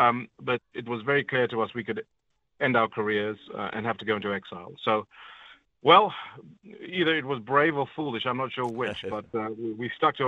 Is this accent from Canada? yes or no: no; Zambia; born there; also born or lived in Zimbabwe; because I was born in Zambia, I had to renounce my Zambian citizenship before they would renew my Zimbabwean passport